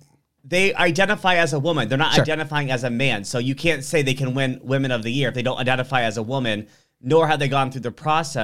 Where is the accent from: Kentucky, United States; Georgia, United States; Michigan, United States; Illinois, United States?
Illinois, United States; Central; moved away; also born or lived in Nebraska; I'm from Illinois, so Central Illinois.